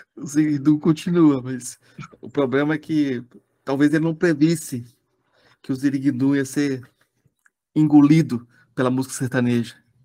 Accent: Goiás, Brazil; eu sou goiano

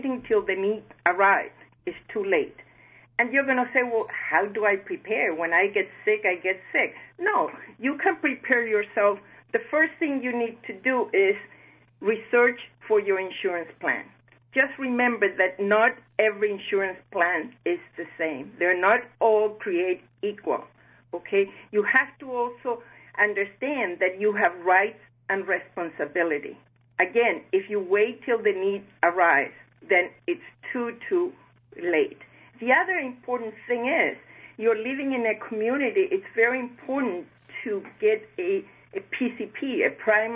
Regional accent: Chile; moved away as an adult; now in South Florida, United States; I was born in Chile, and I had the opportunity to learn, love, and care for seniors as on and off my grandmothers lived with us. On my early 20s, I moved to the United States

